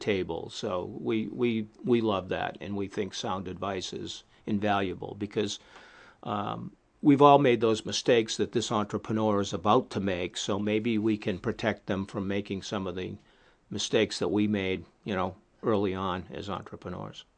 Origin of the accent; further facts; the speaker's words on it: New England, United States; I'm from the New England area.